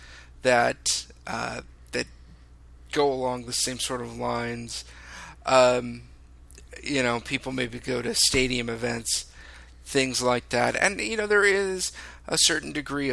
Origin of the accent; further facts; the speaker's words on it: Southern California, United States; I'm from Southern California